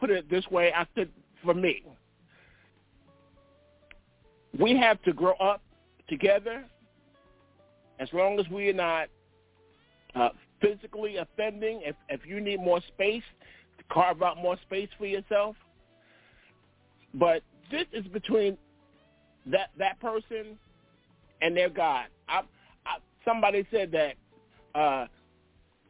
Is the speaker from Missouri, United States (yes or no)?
no; New York, United States; moved away; I'm from New York